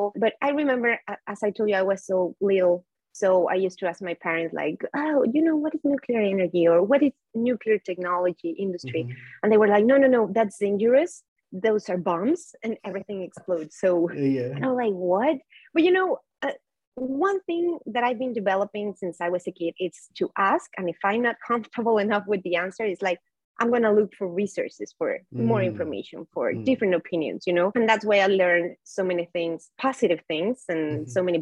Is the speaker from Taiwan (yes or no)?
no; Mexico City, Mexico; I was born and raised in Mexico City